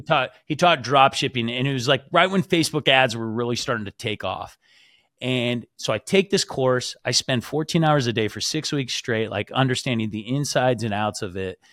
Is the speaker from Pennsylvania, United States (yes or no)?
no; Washington, United States; moved away as an adult; also born or lived in Utah; I'm originally from Washington